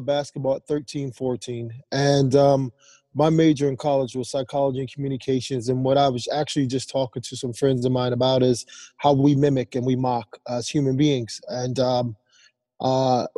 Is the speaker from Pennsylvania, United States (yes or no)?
yes; Philadelphia, Pennsylvania, United States; moved away as an adult; also born or lived in Rhode Island; growing up in Philadelphia, you know, boxing first and then playing football